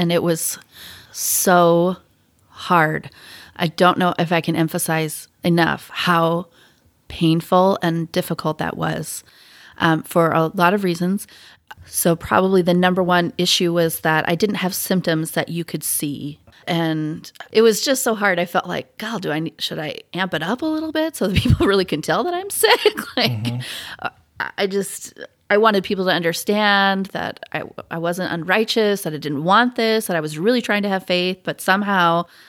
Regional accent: Pacific Northwest, United States; I grew up in the Pacific Northwest where there were some members, not a ton. I mean, there were probably, I don't know, 30 members of the church in my high school.

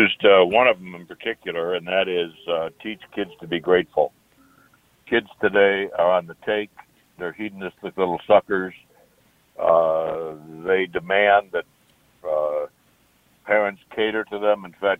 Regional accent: Buffalo, New York, United States; moved away as an adult; also born or lived in Chicago, Illinois; now in Tucson, United States; I grew up in Buffalo, New York. I was the youngest of 3 children.

